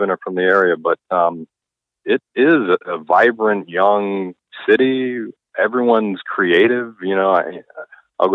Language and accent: English; Palm Beach, Florida, United States; moved away as an adult; now in New Haven, United States; I am originally from South Florida, Palm Beach